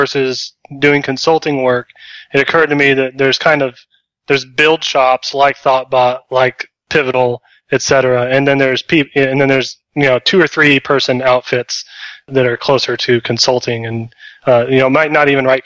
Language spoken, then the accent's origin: English; Texas, United States; I'm from Texas